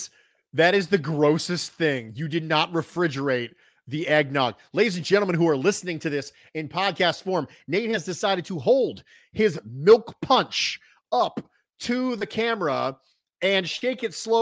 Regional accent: Rochester, New York, United States; And I'm from Rochester. I respect your view on garbage plates.

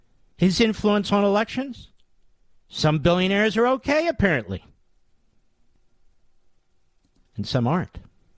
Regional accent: Philadelphia, Pennsylvania, United States; And what he and I know, even though we're from different parts of the state, I'm from the Philadelphia area, he's from central Pennsylvania

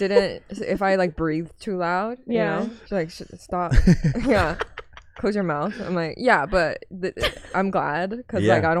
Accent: Vancouver, British Columbia, Canada; first language Mandarin; English is a second language; moved away as an adult; also born or lived in Shanghai, China; now in United States; I was born in Shanghai, and then I moved to Canada when I was 10, and then I moved here when I was 26.

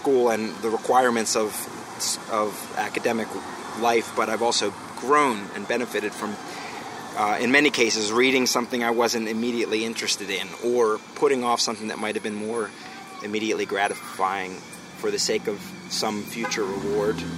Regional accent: Philadelphia, Pennsylvania, United States; I'm from Philadelphia.

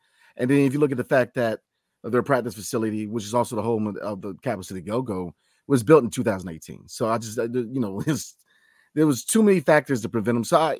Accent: Virginia, United States; I grew up in the Commonwealth of Virginia, man.

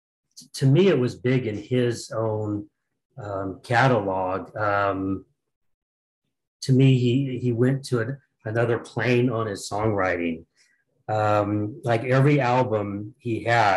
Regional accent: Sacramento, California, United States; I'm from Sacramento, California

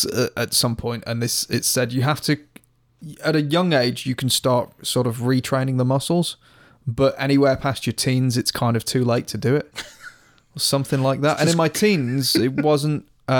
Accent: Stoke-on-Trent, West Midlands, United Kingdom; Love my hometown.

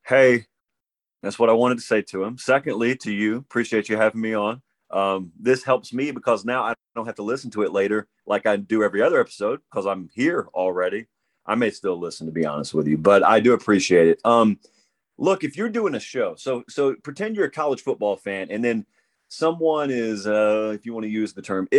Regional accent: Georgia, United States; Now, I'm from Georgia

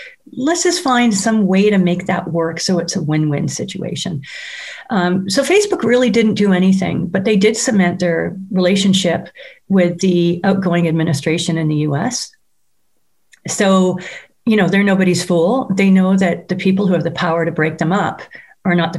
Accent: Canada; as a Canadian

